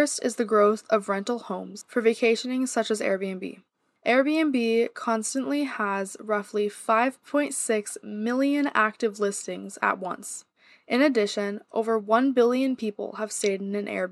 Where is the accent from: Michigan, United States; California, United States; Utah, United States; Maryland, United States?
California, United States; San Diego; my hometown of San Diego, California